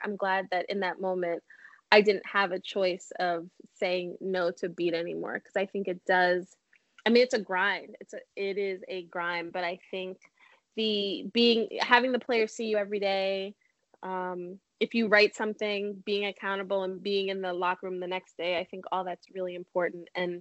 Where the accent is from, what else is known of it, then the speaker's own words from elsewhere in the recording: New York City, New York, United States; now in New Jersey, United States; I'm from Brooklyn